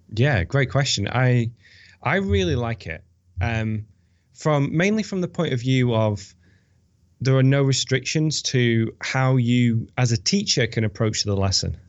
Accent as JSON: {"language": "English", "country": "United Kingdom", "also_born_or_lived": "Bilbao, Spain / Valencia, Spain", "moved": "as an adult", "lives_now": "United States", "said": "I'm British."}